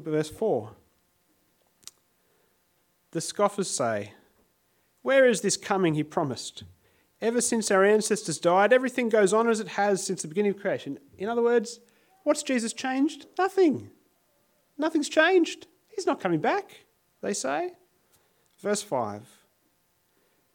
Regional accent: Sydney, New South Wales, Australia; now in Adelaide, Australia; I grew up in Sydney, many of you will know, and I used to catch a train every day to get to high school

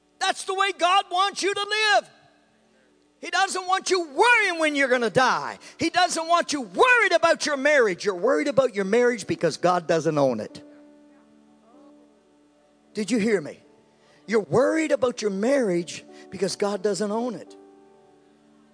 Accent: Canada; I grew up in Canada

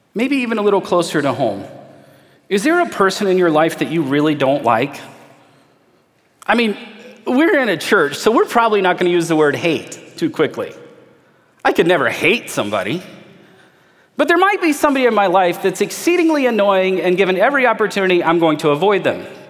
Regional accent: United States; as an American in 2021

